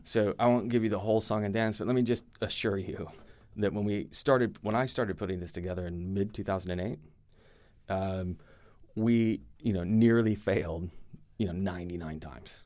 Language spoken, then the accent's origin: English; United States; accent: American; moved away as an adult; also born or lived in Europe; I'm American